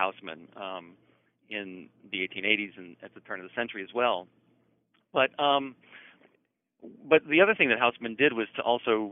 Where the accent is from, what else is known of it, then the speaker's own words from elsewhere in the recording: Nashville, Tennessee, United States; I was born in Nashville, Tennessee, actually just up the road from where I live now